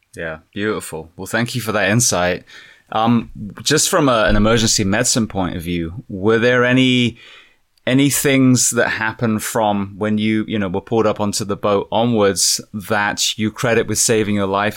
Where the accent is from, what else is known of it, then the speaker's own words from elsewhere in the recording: England, United Kingdom; moved away; being English